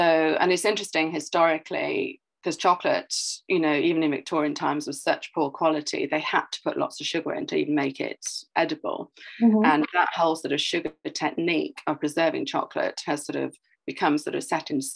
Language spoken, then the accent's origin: English; Welsh, Wales, United Kingdom; I'm Welsh